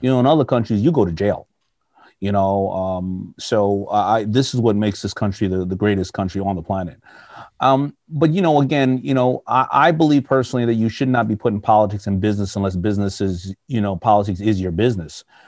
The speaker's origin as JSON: {"language": "English", "country": "United States", "said": "I'm an American"}